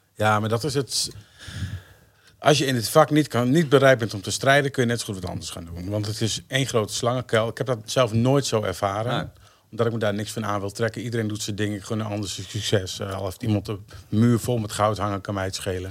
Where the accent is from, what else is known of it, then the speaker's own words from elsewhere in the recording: Emmen, Drenthe, Netherlands; also born or lived in Hoogeveen; Ik ben geboren in Emmen en eh, verpest in Schoonhoort, een klein dorpje onder de rook van Emmen